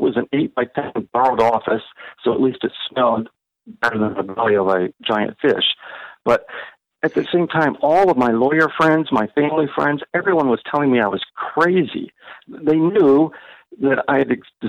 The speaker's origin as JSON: {"language": "English", "region": "Ohio", "country": "United States", "tie": "born or raised there", "moved": "yes", "said": "I grew up in Ohio."}